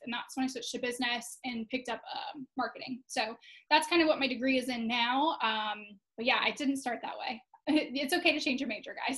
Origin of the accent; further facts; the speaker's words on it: Florida, United States; I actually live in Tampa, Florida. So, uh, Florida native here